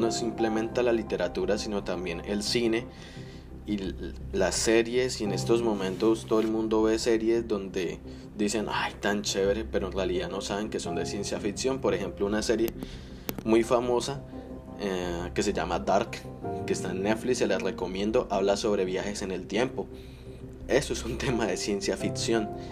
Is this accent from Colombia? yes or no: yes; Colombia; now in United States; soy de Colombia, pero vivo en Estados Unidos